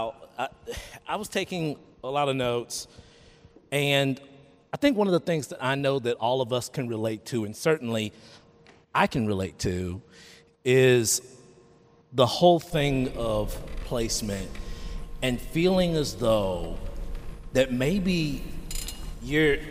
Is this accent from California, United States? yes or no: no; Dallas, Texas, United States; I grew up in East Dallas. Now I presently live in South Oak Cliff.